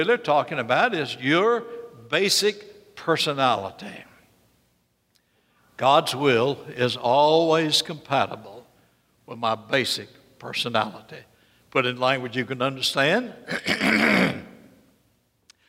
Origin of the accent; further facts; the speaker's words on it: Birmingham, Alabama, United States; I will never speak like I came from North Carolina. I came from Birmingham, Alabama.